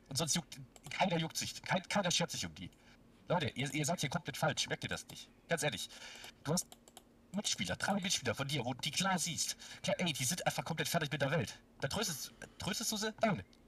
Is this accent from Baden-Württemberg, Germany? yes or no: yes; near Stuttgart, Baden-Württemberg, Germany; ich komme aus der Nähe von Stuttgart